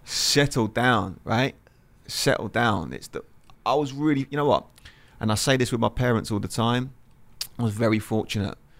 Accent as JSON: {"language": "English", "town": "Lewes", "region": "South East England", "country": "United Kingdom", "tie": "born or raised there", "said": "where I grew up in England, Lewis, which is, which is, if you look on the map, is near Brighton"}